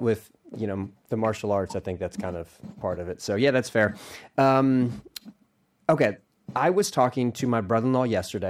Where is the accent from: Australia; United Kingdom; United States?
United States; Philadelphia, Pennsylvania; moved away; I was born in Philadelphia